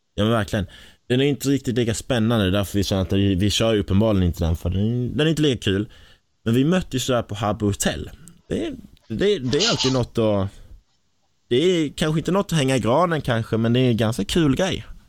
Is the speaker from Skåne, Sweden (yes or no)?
yes; Kristianstad, Skåne, Sweden; accent: Scanian (skånska); moved away as an adult; now in Stockholm, Sweden; jag var där hemma i Kristianstad